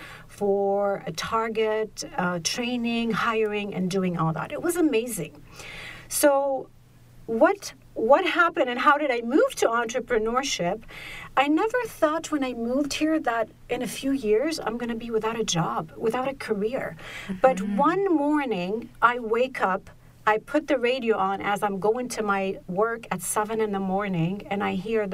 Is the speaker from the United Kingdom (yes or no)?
no; Egypt; I was born in Egypt, middle class family